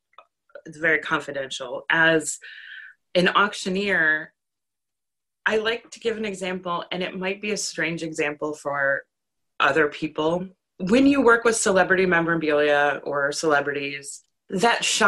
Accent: Minnesota, United States; I'm from Minnesota

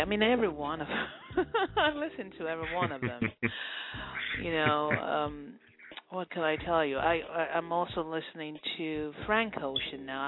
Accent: Nigeria; moved away as an adult; now in United States; I'm from West Africa, Nigeria, to be specific.

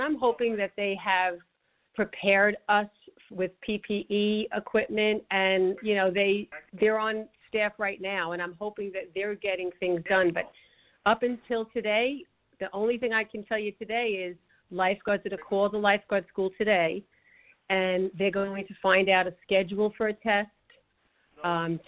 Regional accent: New York City, New York, United States; I grew up in Brooklyn near Prospect Park

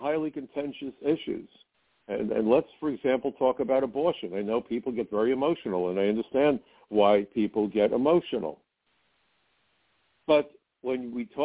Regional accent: New York City, New York, United States; when I was growing up in Brooklyn

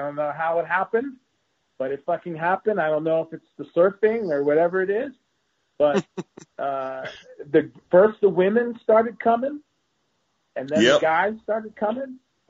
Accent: United States; I mean, it's really shocking to me as an American actor.

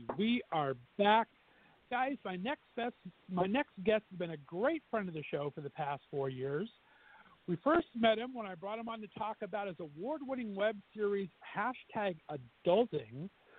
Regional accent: Southern California, United States; moved away as an adult; also born or lived in Portland, Oregon; now in Northeast Ohio, United States; I'm a Southern California boy at heart. That's where I was born and raised, and I've been banished to Northeast Ohio for, gosh, almost 18 years now.

